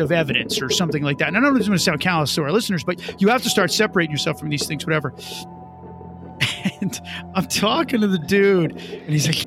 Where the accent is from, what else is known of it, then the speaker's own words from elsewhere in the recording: New Jersey, United States; as Italians, as I grew up with him in New Jersey.